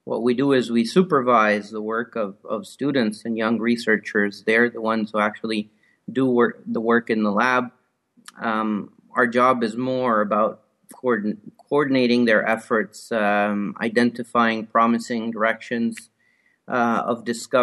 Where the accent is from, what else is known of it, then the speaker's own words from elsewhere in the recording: Italy; moved away as an adult; also born or lived in Rome; now in Canada; Well, I'm originally from Italy. I grew up in various places in Italy, studied mostly in Rome